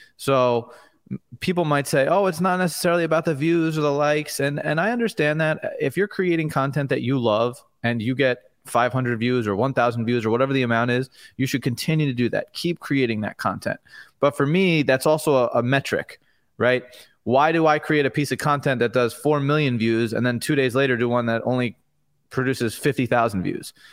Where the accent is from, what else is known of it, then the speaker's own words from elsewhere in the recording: Long Island, New York, United States; I grew up on Long Island in New York